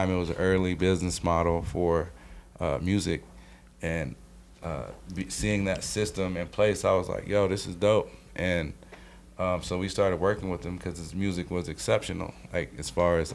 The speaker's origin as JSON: {"language": "English", "region": "Colorado", "country": "United States", "said": "we're from Colorado"}